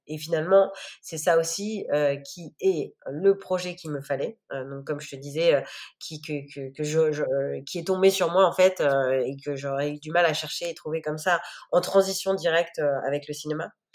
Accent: Chartres, Centre-Val de Loire, France; moved away as an adult; also born or lived in Paris / New York; j'ai, fait mon enfance euh, à Chartres, qui est donc une ville à côté de Paris

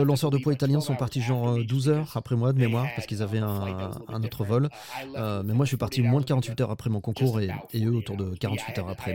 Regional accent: United States; moved away; je viens des États-Unis

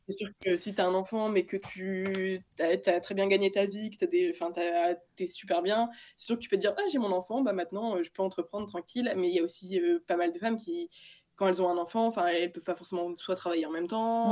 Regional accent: Lille, Hauts-de-France, France; moi je viens de Lille

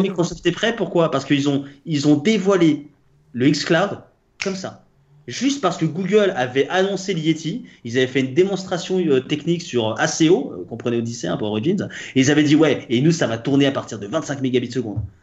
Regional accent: Paris, Île-de-France, France; je suis français, parisien

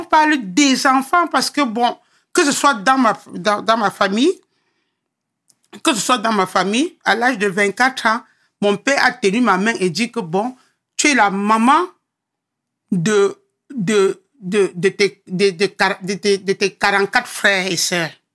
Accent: Yaoundé, Centre, Cameroon; moved away as an adult; also born or lived in Douala; now in France; Né à Douala, grandi à Yaoundé

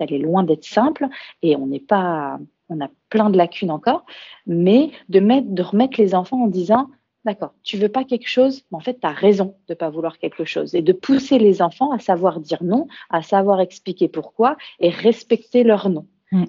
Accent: Burgundy, Bourgogne-Franche-Comté, France; moved away as an adult; also born or lived in Australia / Lyon; On est originaire de Bourgogne euh, dans Lyon

